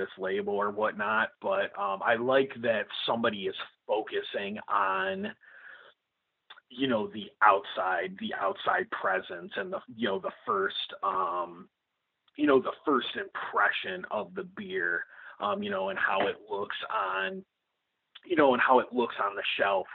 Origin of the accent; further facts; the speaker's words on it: Illinois, United States; I'm just a dude from Illinois